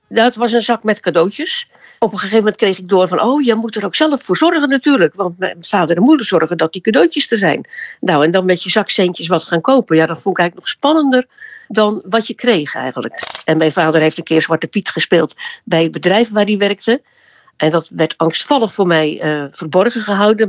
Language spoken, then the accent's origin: Dutch; Oud-Beijerland, South Holland, Netherlands; Oud-Beijerland, want daar ben ik eh, eh, opgegroeid in de Hoekse Waard